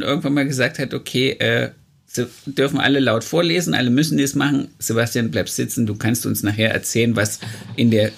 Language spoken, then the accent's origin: German; East Germany, Germany; weil ich bin ja im Osten groß geworden